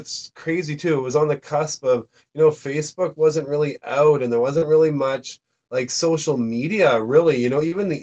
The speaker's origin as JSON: {"language": "English", "country": "Canada"}